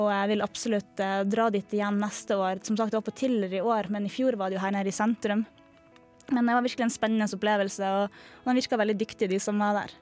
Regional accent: Harstad, Troms, Norway; moved away; min hjemby Harstad

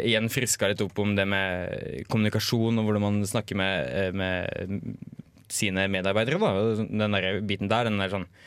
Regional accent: Hønefoss, Buskerud, Norway; Men nei, jeg var først leder for lokallaget hjemme i Hønefoss. Så var jeg fylkesstyrerepresentant i, i, i Buskerud SU, da.

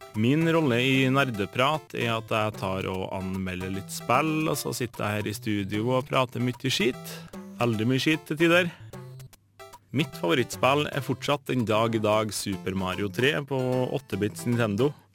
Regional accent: Inderøy, Trøndelag, Norway; accent: Nord-Trøndelag; Som dere sikkert hører, så kommer jeg fra Nord-Trøndelag, nærmere bestemt eh, Inderøya

